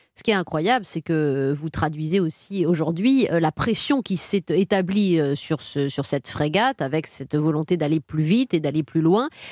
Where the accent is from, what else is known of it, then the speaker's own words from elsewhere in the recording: Saint-Aubin-sur-Yonne, Bourgogne-Franche-Comté, France; moved away; Saint-Aubin-sur-Yonne, une petite commune où j'ai grandi aussi dans Lyon